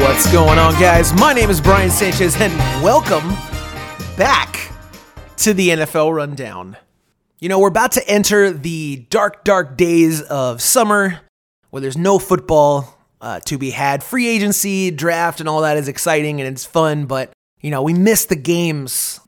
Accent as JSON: {"language": "English", "town": "Tampa", "region": "Florida", "country": "United States", "tie": "born or raised there", "said": "a Tampa native such as myself"}